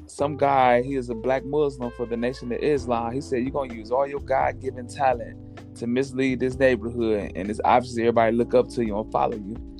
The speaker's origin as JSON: {"language": "English", "town": "Toledo", "region": "Ohio", "country": "United States", "said": "I'm from Toledo, Ohio"}